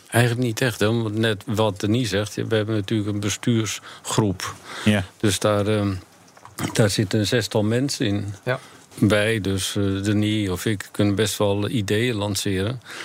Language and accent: Dutch; near Rotterdam, South Holland, Netherlands; ik kom uit de buurt van Rotterdam